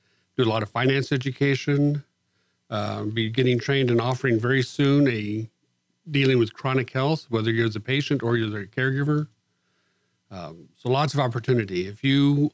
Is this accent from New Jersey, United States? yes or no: no; El Paso, Texas, United States; moved away as an adult; also born or lived in Alaska; now in Texas, United States; I am a Texan, born and raised, spent 30 years in El Paso, last 25 years or so in Alaska, still is going to be back in Texas